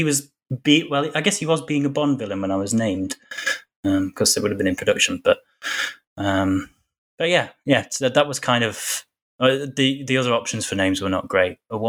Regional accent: Sheffield, Yorkshire and the Humber, United Kingdom; So I actually talk more like this because I'm from Sheffield, which is where Sean Bean's from.

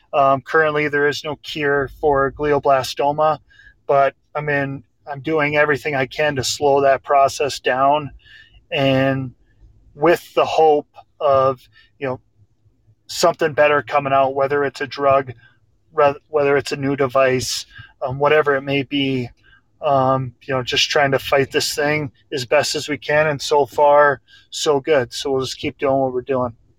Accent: Grafton, North Dakota, United States; I'm from Grafton Park River. I grew up from the time I was three years old playing hockey uh, just with my buddies in Grafton.

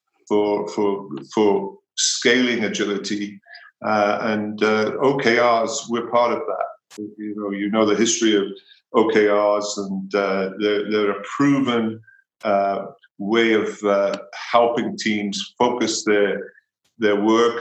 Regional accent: Wales, United Kingdom; moved away as an adult; now in Boulder, United States; I'm originally from Wales. I spent my formative years there

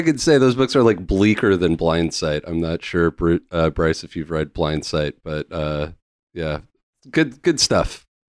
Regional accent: Lake Cowichan, British Columbia, Canada; This is basically like the old dump in my hometown.

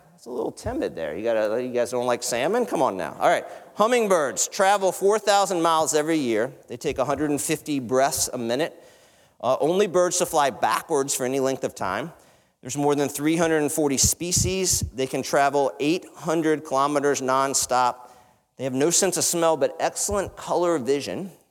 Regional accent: the South, United States; I come from the South

